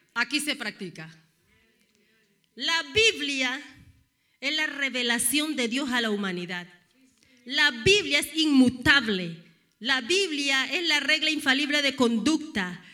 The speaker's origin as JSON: {"language": "Spanish", "country": "Panama", "said": "Soy panameña con cara de dominicana"}